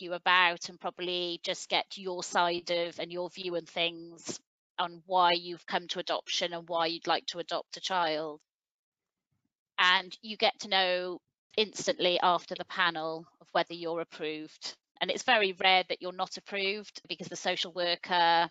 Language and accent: English; Welsh, Wales, United Kingdom; we're Welsh